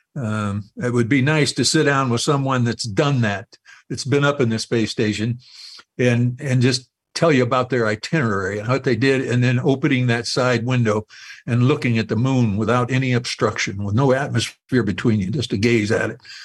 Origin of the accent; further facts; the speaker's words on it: United States; being an American